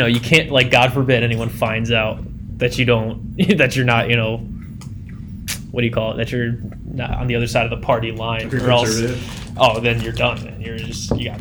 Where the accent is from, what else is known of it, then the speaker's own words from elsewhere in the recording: New Haven, Connecticut, United States; I'm a nobody from New Haven, Connecticut